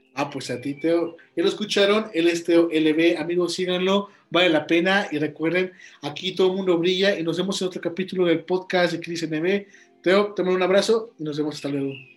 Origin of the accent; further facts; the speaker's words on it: Guanajuato, Mexico; de donde yo soy, de Guanajuato, México